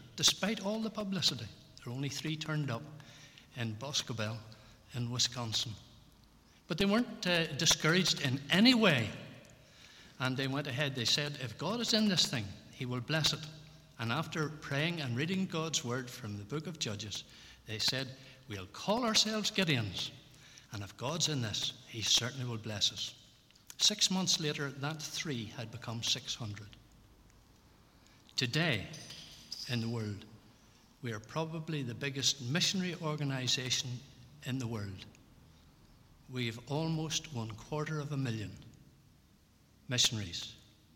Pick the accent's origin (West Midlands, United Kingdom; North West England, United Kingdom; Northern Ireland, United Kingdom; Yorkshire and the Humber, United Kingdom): Northern Ireland, United Kingdom; Belfast; moved away; I grew up in Ballyhackamore, down there in Holland Gardens